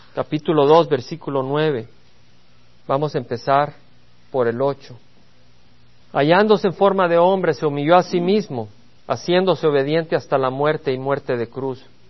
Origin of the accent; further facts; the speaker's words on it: El Salvador; moved away; Allá en El Salvador, la patria de donde vengo